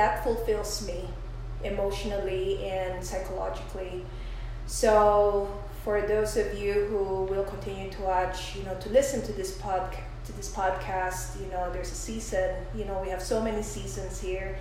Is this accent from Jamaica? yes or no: no; Philippines; moved away as an adult; also born or lived in New York; I came from the Philippines. I was raised there, and I moved to New York around 1990s